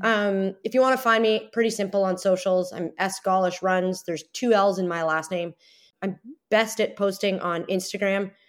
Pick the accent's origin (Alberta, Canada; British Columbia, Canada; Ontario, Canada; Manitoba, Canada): Ontario, Canada; Toronto; my hometown.